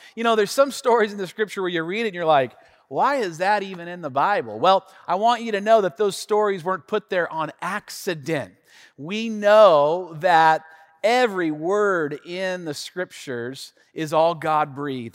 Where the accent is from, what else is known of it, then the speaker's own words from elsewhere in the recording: Tacoma, Washington, United States; also born or lived in Tennessee; I grew up here in the Northwest, specifically the North End of Tacoma, born and raised